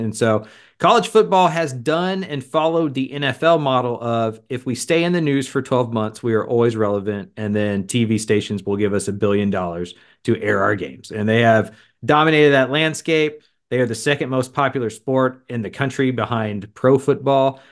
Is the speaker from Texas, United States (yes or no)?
yes; Texas, United States; I grew up around the Texas Longhorn program